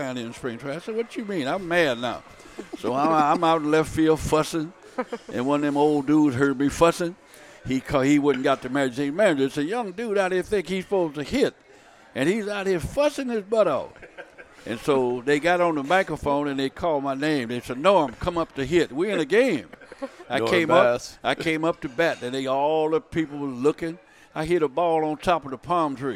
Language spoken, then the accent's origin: English; Vallejo, California, United States; when you're growing up in Vallejo, there was nobody there that was professional